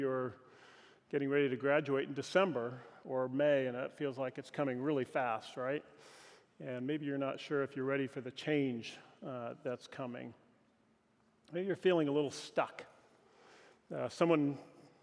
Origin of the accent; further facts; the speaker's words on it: Pacific Northwest, United States; moved away; also born or lived in Southern California / Los Angeles; growing up in the Pacific Northwest